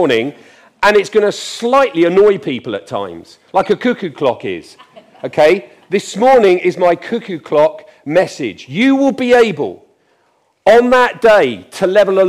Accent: England, United Kingdom; I'm English

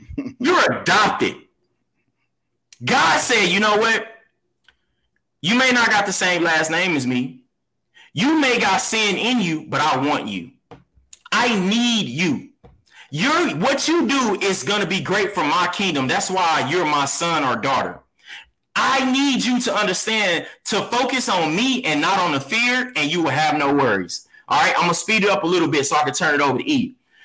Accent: Texas, United States; I'm from Texas.

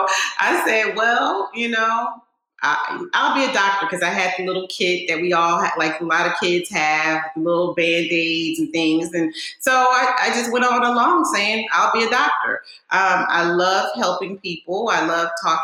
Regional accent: Northeast, United States; Growing up in the Northeast, you know, I grew up in a multicultural, diverse community.

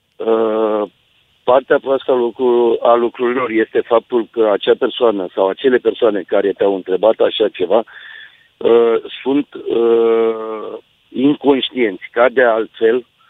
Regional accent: Târgu Jiu, Gorj, Romania; sunt din Târgu Jiu, locuiesc în Târgu Jiu

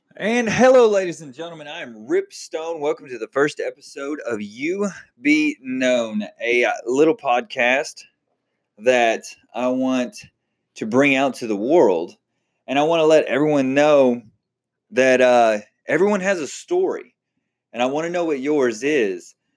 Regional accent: Texas, United States; now in Oklahoma, United States; I am from Texas

